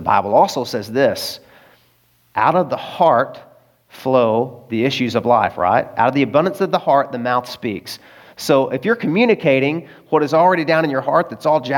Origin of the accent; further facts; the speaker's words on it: Arkansas, United States; moved away; also born or lived in California; I'm from Arkansas